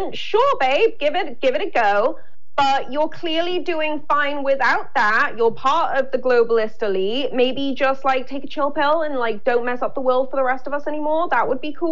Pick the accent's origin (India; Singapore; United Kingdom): United Kingdom; moved away; also born or lived in Los Angeles; as a Brit